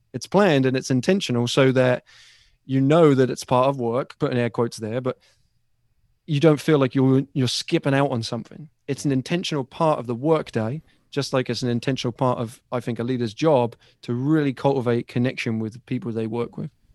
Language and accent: English; Ipswich, East of England, United Kingdom; now in United States; from my hometown